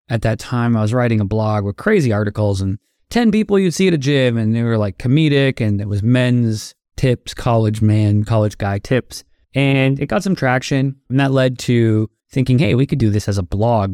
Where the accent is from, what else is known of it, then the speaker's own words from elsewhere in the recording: Toronto, Ontario, Canada; moved away as an adult; also born or lived in Florida, United States; now in Los Angeles, United States; I am a Canadian, now also an American